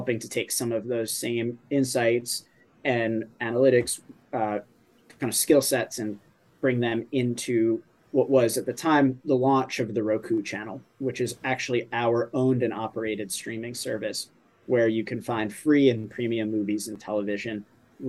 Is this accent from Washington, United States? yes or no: no; New York, United States; As a New Yorker